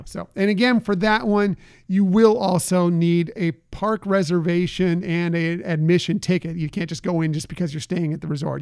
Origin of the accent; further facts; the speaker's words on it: West Coast, United States; I grew up on the West Coast going to Disneyland